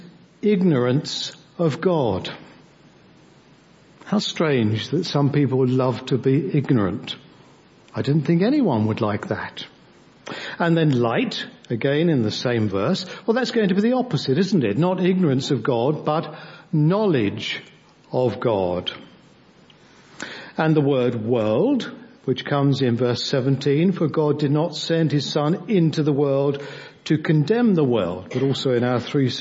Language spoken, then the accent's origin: English; Devon, South West England, United Kingdom; we come from Devon